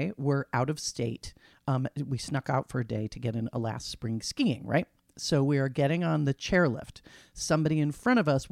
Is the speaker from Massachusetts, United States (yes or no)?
yes; Massachusetts, United States; my home state